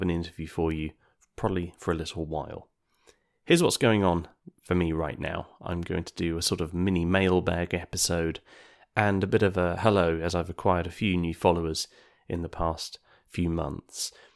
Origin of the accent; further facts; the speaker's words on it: United Kingdom; us Brits